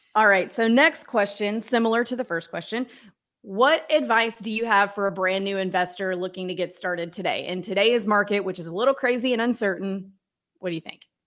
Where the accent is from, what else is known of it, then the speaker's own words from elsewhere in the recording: the South, United States; I'm from the South where we have huge weddings